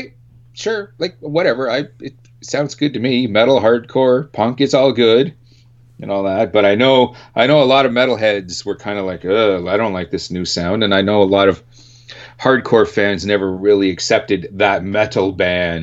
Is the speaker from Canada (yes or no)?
yes; Canada; we're four Canadian guys from the same Canadian metal scene